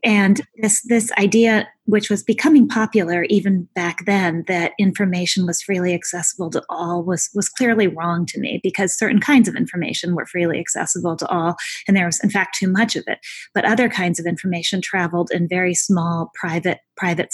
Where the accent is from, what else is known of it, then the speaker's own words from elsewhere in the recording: Minnesota, United States; I grew up in Minnesota